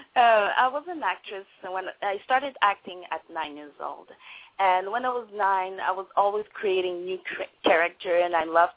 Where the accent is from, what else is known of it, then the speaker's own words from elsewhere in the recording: Montreal, Quebec, Canada; first language French; English is a second language; moved away as an adult; now in Vancouver, Canada; I was born in Montreal, Quebec, and then I decided to move to Vancouver